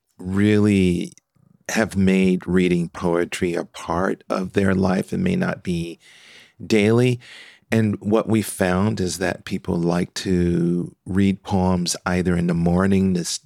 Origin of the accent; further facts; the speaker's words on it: Philadelphia, Pennsylvania, United States; now in Nashville, United States; Yes, I was, and it's still dear to my heart, no matter where I am in the world.